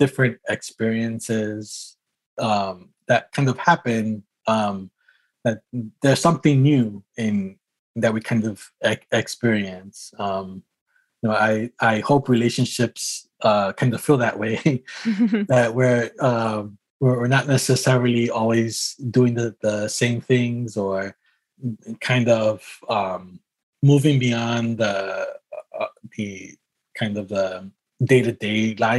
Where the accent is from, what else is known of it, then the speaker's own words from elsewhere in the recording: New York City, New York, United States; now in Marina, United States; I was born and raised in New York City